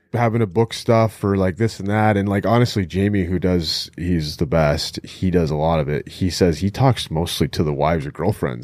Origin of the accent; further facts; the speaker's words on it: Alaska, United States; when I grew up in Alaska, like, growing up in Alaska